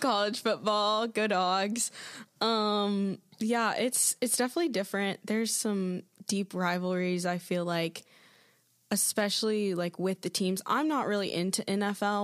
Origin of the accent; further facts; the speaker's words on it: Athens, Georgia, United States; moved away as an adult; now in Birmingham, United States; am from Athens, Georgia